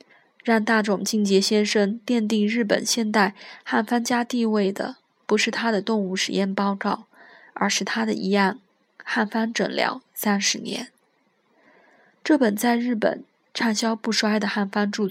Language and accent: Chinese; Jiangsu, China; 但先生是举世公认的著名的地理学家和旅游家，是我家乡的名片。